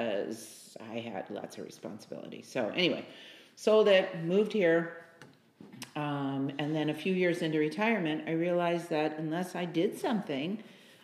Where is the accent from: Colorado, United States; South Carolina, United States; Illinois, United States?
Illinois, United States; Chicago; moved away as an adult; also born or lived in San Jose, California; I was born and raised in Chicago